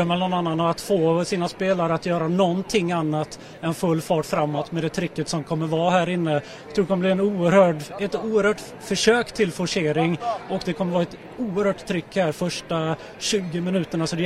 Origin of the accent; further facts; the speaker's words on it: Malmö, Skåne, Sweden; Jag är från Malmö så man vill ju se de här lirarna